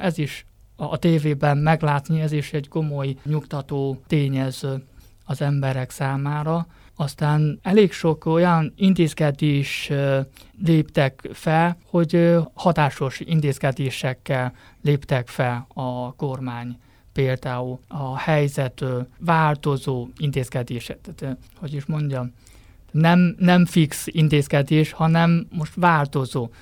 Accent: Hubei, China; Hungarian is a second language; now in Beijing, China; Igen, én Hubei származású vagyok. Ott vannak a szüleim, Wuhan-tól nincs messze 100 kilométeres kisebb városban

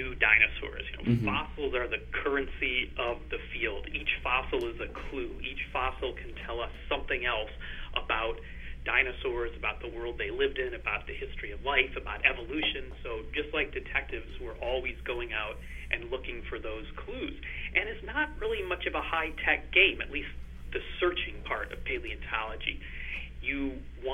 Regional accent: Northern Illinois, United States; moved away as an adult; now in Edinburgh, United Kingdom; I grew up in the Midwest in the U.S. and Northern Illinois

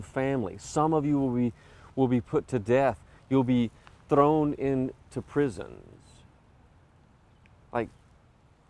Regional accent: Cherokee, North Carolina, United States; I'm from Cherokee, North Carolina

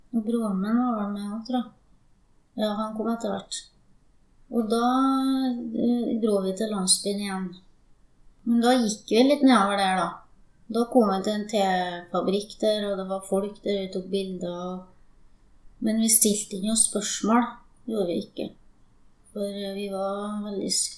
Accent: Steinkjer, Trøndelag, Norway; also born or lived in Sri Lanka / Finnmark; jeg er fra Steinkjer, så det er der jeg er oppvokst.

